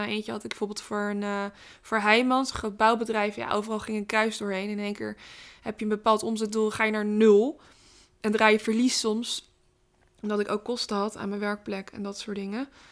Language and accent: Dutch; Rotterdam, South Holland, Netherlands; ik ben Rotterdammer